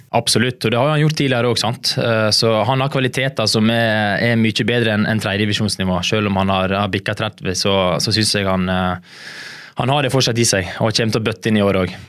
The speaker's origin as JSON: {"language": "Norwegian", "town": "Stårheim", "region": "Vestland", "country": "Norway", "tie": "born or raised there", "moved": "as an adult", "lives_now": "Bergen, Norway", "said": "Jeg kommer fra en liten bygd som heter Stårheim. Det er rett utenfor Nordfjordeid. Så mm, der har jeg vokst opp"}